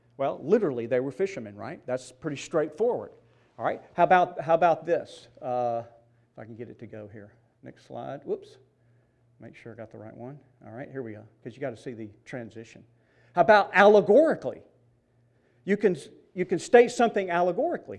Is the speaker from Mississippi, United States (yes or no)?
yes; Mississippi, United States; I grew up in Mississippi.